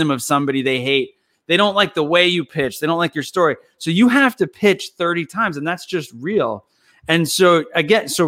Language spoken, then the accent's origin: English; Belvidere, New Jersey, United States; moved away; We're just kids from Jersey growing up in Belvedere